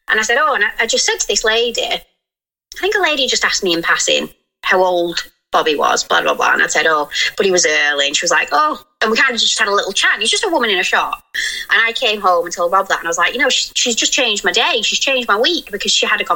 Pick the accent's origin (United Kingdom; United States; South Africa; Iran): United Kingdom; we're so British